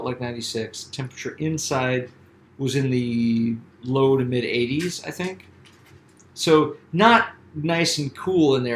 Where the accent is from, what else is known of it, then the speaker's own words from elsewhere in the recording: Columbia, South Carolina, United States; moved away as an adult; also born or lived in Boston; I'm from Columbia, South Carolina.